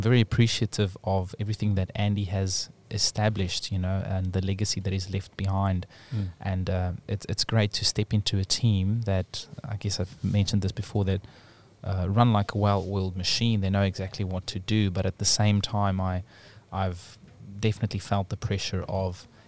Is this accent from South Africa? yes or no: yes; South Africa; now in New Zealand; as a South African